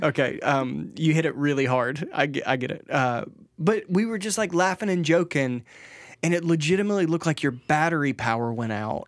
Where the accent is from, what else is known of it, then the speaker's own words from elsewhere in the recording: Mississippi, United States; I grew up in Mississippi where, like, if you wanted vacation, you just walked out into the woods.